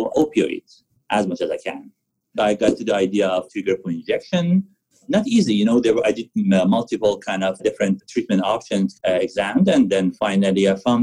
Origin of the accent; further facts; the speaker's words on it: Tehran, Tehran Province, Iran; moved away as an adult; also born or lived in Vancouver area; now in Vancouver, Canada; I was born and raised in Iran, in Tehran